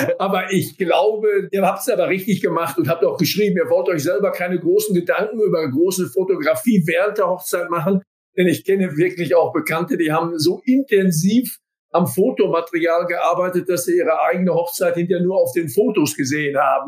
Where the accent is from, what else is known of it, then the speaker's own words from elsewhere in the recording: Sauerland, North Rhine-Westphalia, Germany; als absoluter stocksteifer Sauerländer